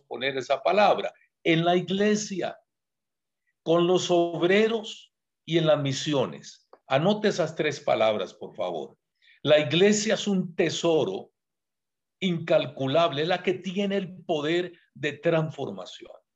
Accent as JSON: {"language": "Spanish", "country": "Costa Rica", "also_born_or_lived": "San José, Costa Rica", "said": "Yo soy de Costa Rica, vivo en San José, que es la capital, pero vine a dar un congreso aquí en Colombia, Bogotá"}